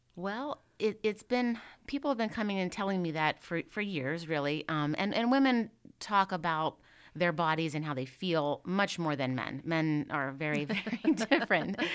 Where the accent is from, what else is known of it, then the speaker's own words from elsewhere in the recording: Indiana, Pennsylvania, United States; also born or lived in Pittsburgh; I am originally from Indiana, Pennsylvania